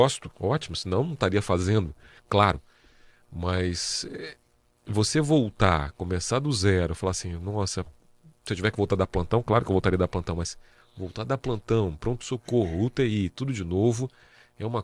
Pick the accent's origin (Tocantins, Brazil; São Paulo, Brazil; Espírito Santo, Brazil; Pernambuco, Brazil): Espírito Santo, Brazil; Vitória; moved away as an adult; now in Presidente Prudente, Brazil; eu sou capixaba. Capixaba. Sou Vitória, sou 027.